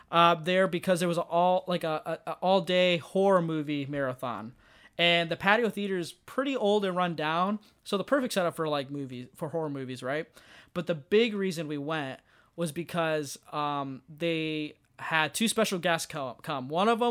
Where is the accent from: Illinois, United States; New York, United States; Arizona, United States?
Illinois, United States; Rockford; I'm from Rockford, Illinois, which is just outside of Chicago.